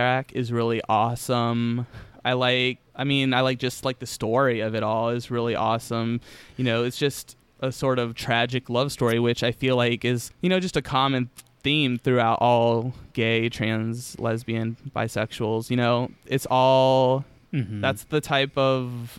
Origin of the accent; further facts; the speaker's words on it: United States; someone that has grown up in America